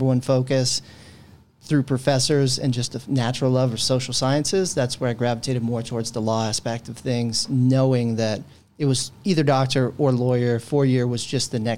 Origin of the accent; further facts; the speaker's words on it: San Francisco, California, United States; also born or lived in Redwood City, California; Born and raised in San Francisco, Bay Area kid.